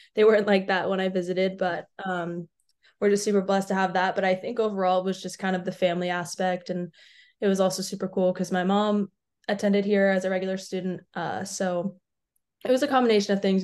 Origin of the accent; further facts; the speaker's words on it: Atlanta, Georgia, United States; I'm from Atlanta